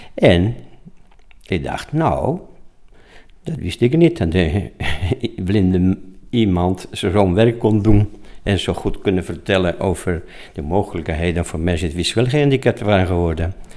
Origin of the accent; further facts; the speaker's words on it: Spain; Dutch is a second language; moved away as an adult; now in Apeldoorn, Netherlands; oorspronkelijk kom ik uit Spanje. In 1965 was ik 19 jaar en werkloosheid in Spanje was enorm hoog